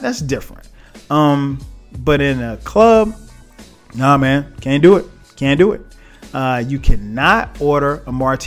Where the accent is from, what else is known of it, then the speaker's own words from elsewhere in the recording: South Carolina, United States; I'm from South Carolina.